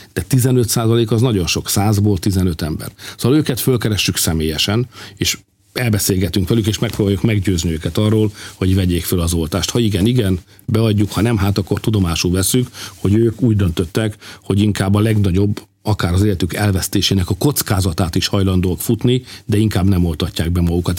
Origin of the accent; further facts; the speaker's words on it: Hungary; én, mint magyar szülő